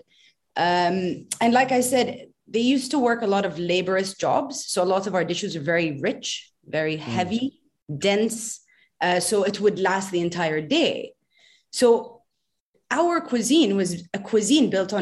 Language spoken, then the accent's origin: English; Bahrain; as a kid growing up in Bahrain